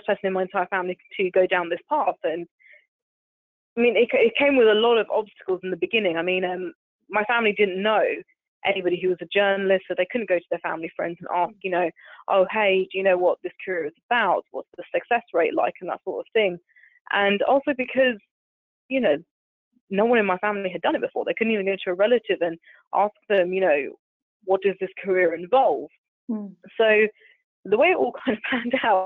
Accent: London, United Kingdom; I was born in Southeast London, so I'm proper Londoner, you know, through and through

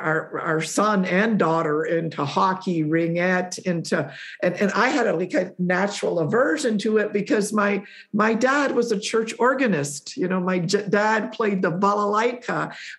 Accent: Poland; born there; Again, I was born in Poland, raised by two Polish parents.

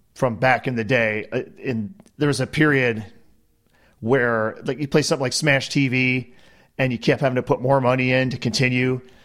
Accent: United States; being the American here

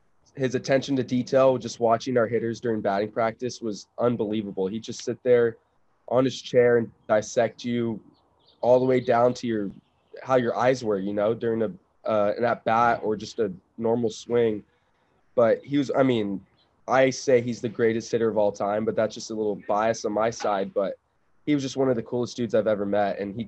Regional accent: Vista, California, United States; also born or lived in San Diego, California; I grew up in San Diego

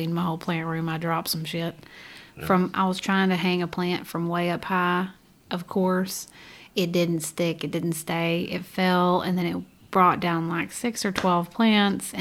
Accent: California, United States; Growing up in California

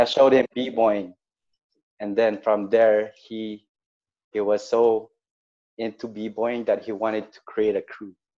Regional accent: Montreal, Quebec, Canada; I grew up in a, a place called Lachine

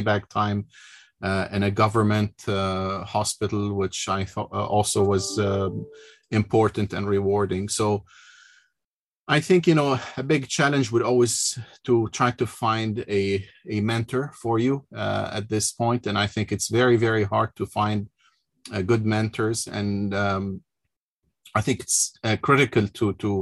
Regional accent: North Lebanon, Lebanon; moved away as an adult; I was born in Lebanon, in the north of Lebanon, went to a school in Lebanon and to medical school in Beirut

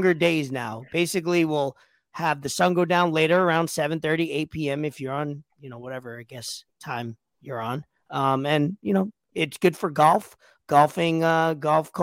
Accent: New York City, New York, United States; I'm from Staten Island

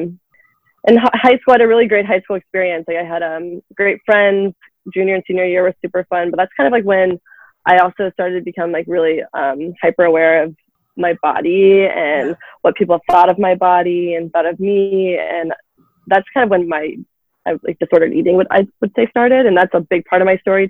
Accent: Loudoun County, Virginia, United States; I'm born and raised in Loudoun. I'm from here.

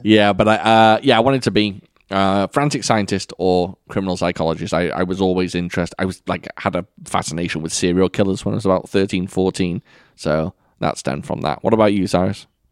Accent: United Kingdom; I can't say you all. I'm British.

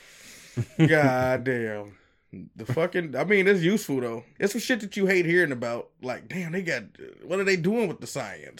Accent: Chicago, Illinois, United States; it is my hometown. We, Chicago, Illinois

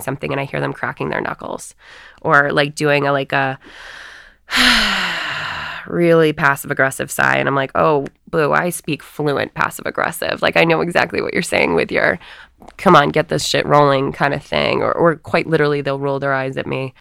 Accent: Northeast, United States; our Catholic church growing up in the Northeast

